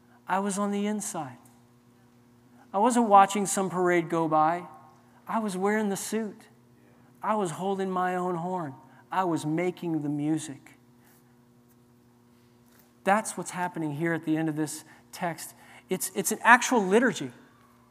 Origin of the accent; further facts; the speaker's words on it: New Orleans, Louisiana, United States; I grew up in New Orleans